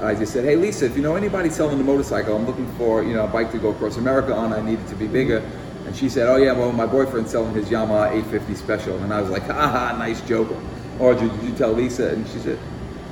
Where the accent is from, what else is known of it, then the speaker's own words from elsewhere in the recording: New York City, New York, United States; now in France; growing up in the Bronx